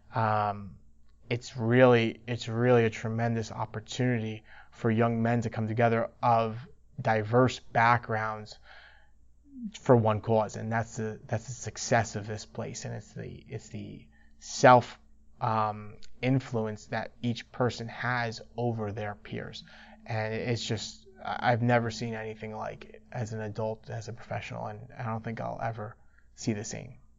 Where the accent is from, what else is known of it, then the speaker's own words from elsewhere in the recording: New York City, New York, United States; growing up in New York, everyone takes for granted that you live in the city